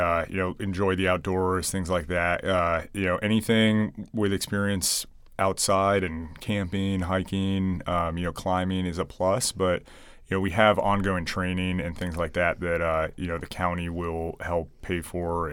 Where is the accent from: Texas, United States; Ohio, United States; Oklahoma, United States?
Ohio, United States; Hudson; moved away as an adult; also born or lived in Portland, Oregon; now in Yuma, United States; I grew up in Ohio. When I was living in Ohio, I used to volunteer with the city Hudson on their volunteer EMS team